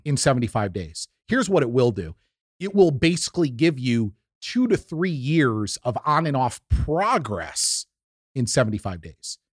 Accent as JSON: {"language": "English", "region": "New York", "country": "United States", "tie": "born or raised there", "said": "growing up in the Northeast in New York, Italian family"}